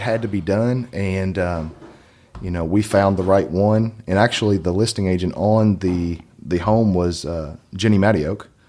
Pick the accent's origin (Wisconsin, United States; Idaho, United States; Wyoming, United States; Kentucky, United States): Kentucky, United States; Maysville; also born or lived in Oregon; now in Lexington, United States; I actually grew up in Washington Glen, which is closer to Maze Lick than, uh, downtown Maysville